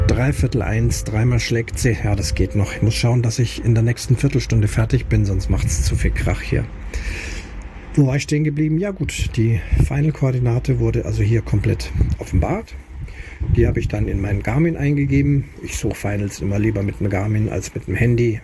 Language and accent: German; Munich, Bavaria, Germany; moved away; in meiner Heimatstadt München, also meiner Geburtsstadt München, jetzt momentan aktuell nicht Heimatstadt, aber Geburtsstadt München